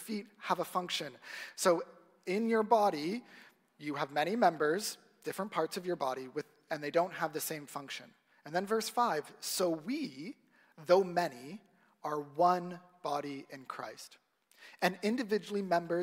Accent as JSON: {"language": "English", "town": "Ajax", "region": "Ontario", "country": "Canada", "tie": "born or raised there", "said": "I grew up in Ajax, so not too far from here"}